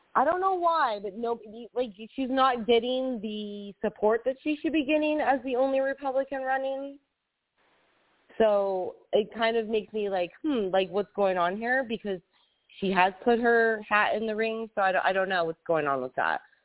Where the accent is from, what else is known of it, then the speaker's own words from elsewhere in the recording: United States; leave this state, my hometown